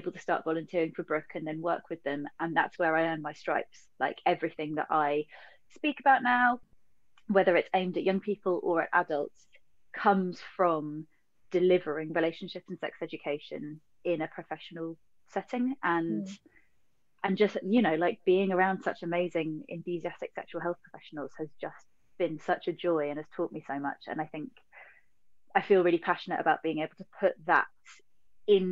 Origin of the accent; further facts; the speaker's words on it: London, United Kingdom; I grew up in Southeast London.